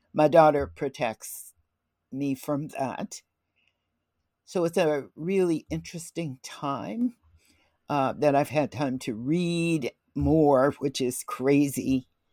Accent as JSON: {"language": "English", "town": "Little Rock", "region": "Arkansas", "country": "United States", "tie": "born or raised there", "said": "I was born in Little Rock, Arkansas in nineteen forty-one"}